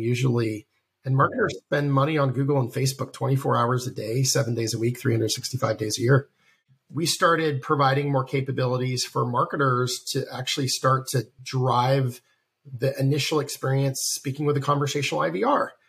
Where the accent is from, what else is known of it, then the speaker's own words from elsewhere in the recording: the South, United States; moved away; I'm from the South originally